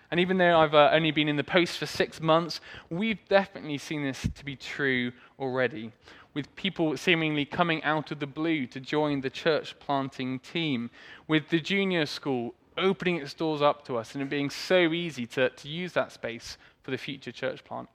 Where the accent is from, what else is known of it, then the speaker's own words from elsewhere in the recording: Swindon, South West England, United Kingdom; I was born in Swindon, grew up there